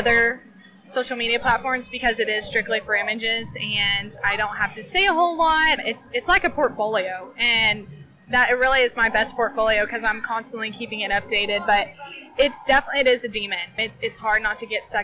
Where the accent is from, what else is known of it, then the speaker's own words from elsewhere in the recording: West Texas, United States; growing up in Texas, in West Texas, the Southwest